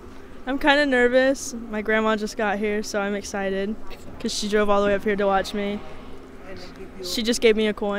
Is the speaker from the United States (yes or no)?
yes; Lewisburg, Kansas, United States; I'm from Lewisburg, Kansas, and I'm 15.